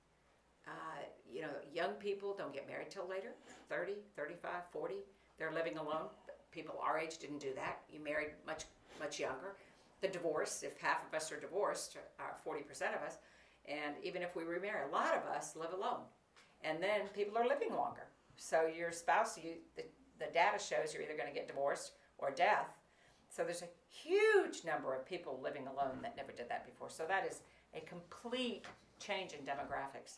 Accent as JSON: {"language": "English", "region": "Florida", "country": "United States", "tie": "born or raised there", "said": "I grew up in Florida"}